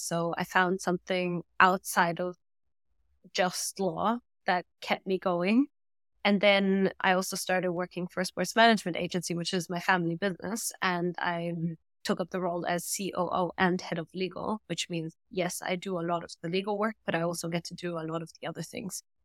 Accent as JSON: {"language": "English", "country": "Germany", "tie": "born or raised there", "also_born_or_lived": "London", "first_language": "German", "second_language": "English", "moved": "as an adult", "said": "we both grew up in Germany. Both our mother tongues are German and, well, I'm half Australian, so I grew up in an international environment."}